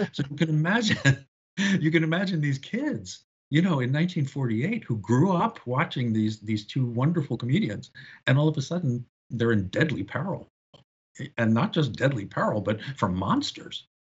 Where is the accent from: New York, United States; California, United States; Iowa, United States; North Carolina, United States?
New York, United States; I grew up in New York